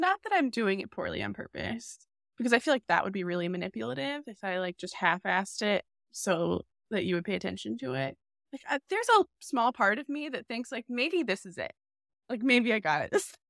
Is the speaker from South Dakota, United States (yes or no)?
no; Charlotte, North Carolina, United States; It's like I'm from Charlotte. I grew up as a Panthers fan.